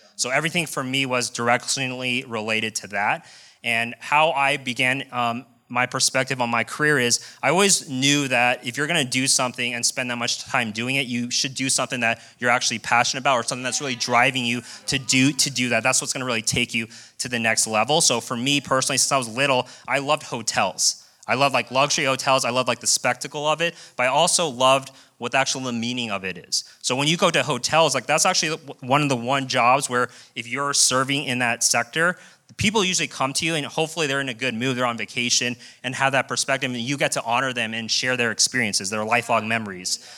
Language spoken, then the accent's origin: English; Colorado, United States; moved away as an adult; also born or lived in Las Vegas; born and raised in Colorado, moved directly to Las Vegas